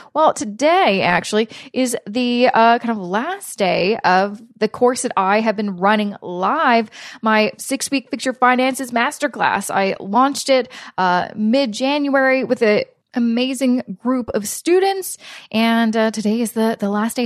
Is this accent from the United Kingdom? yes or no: no; Vancouver, British Columbia, Canada; now in Toronto, Canada; I'm originally from Vancouver, which is similar to Portland